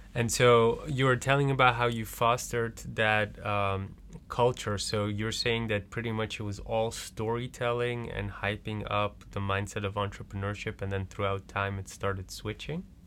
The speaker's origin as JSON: {"language": "English", "country": "Belgium", "moved": "yes", "lives_now": "Netherlands", "said": "I'm originally from Belgium"}